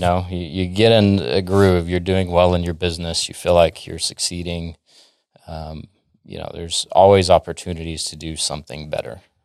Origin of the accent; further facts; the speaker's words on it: Dallas, Texas, United States; also born or lived in Florida / Minnesota; I'm from the Dallas area, born and raised here, moved around a little bit, but I call Dallas home